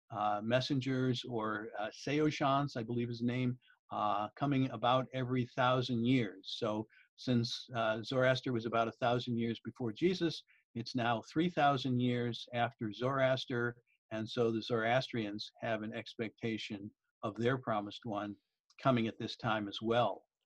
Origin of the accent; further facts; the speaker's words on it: outside of Detroit, Michigan, United States; moved away as an adult; also born or lived in Liberia / Haifa, Israel; I, I, grew up outside of Detroit, Michigan.